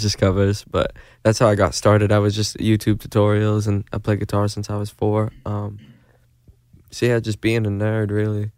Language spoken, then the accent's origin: English; Manitoba, Canada; now in Los Angeles, United States; I'm from Manitoba in Canada